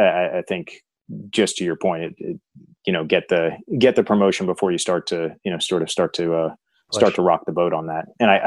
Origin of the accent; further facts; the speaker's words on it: United States; Being an American sitting in the UK, it's just a different world in terms of.